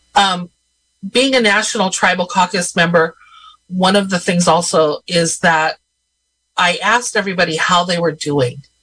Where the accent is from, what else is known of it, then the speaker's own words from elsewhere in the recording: Robinson Rancheria, California, United States; I am Eastern Pomo from the Robinson Rancheria